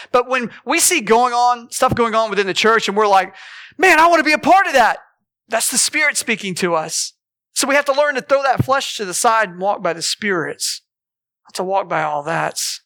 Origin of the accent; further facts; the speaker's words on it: Morris, Oklahoma, United States; I grew up in Morris